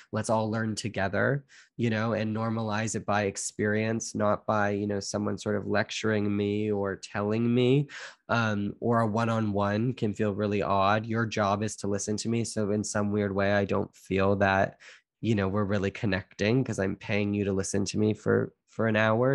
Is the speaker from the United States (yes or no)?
no; Canada; I'm Canadian born